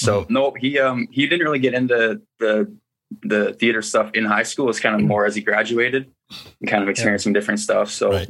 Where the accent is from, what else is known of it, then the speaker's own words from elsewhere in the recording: Listowel, Ontario, Canada; It was really just like any other small town, mm-hmm. A population of like 10,000 people. So it's small, and it really relates to Letterkenny, especially